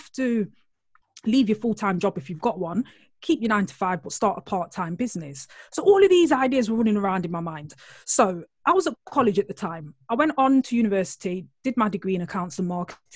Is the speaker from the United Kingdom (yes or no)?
yes; Nottingham, East Midlands, United Kingdom; accent: Nottingham; I'm originally from Nottingham, which is like Robin Hood. I always like to start the intro like that because people out there will be thinking, oh, what's that accent? It's Nottingham